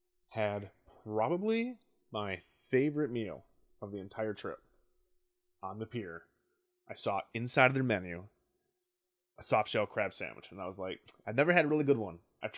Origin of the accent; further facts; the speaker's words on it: Wisconsin, United States; Asked the guy behind the counter, hey man, I'm from Wisconsin.